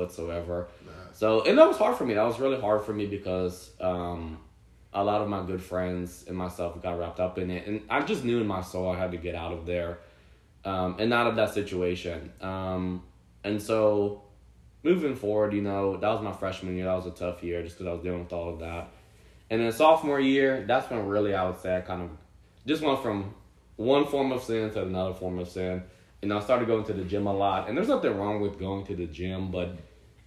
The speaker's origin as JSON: {"language": "English", "region": "Central New Jersey", "country": "United States", "tie": "born or raised there", "said": "I grew up in New Jersey, Central New Jersey."}